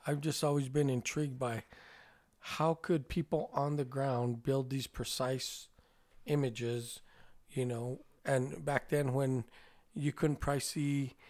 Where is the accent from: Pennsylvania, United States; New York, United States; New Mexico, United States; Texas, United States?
New Mexico, United States